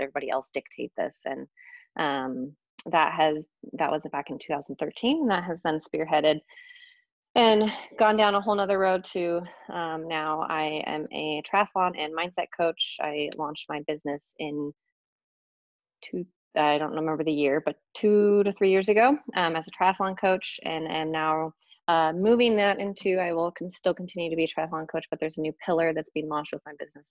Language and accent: English; Hood River, Oregon, United States; I grew up in Hood River.